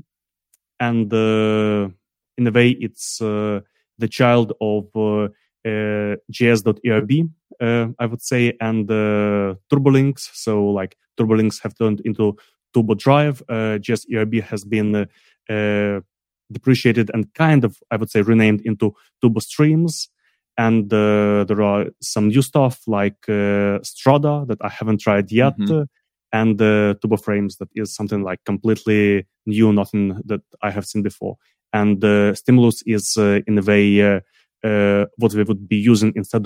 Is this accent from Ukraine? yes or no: yes; Ukraine; I'm from Ukraine.